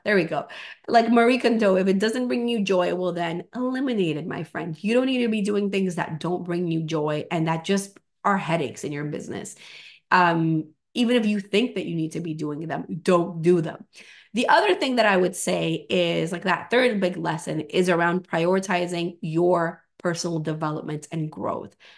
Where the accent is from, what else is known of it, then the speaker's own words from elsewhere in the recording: Venezuela; moved away; I'm from Venezuela.